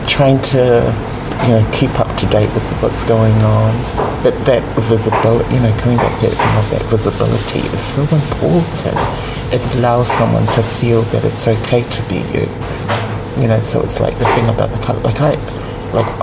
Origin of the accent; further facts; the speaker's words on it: Sydney, New South Wales, Australia; growing up in Sydney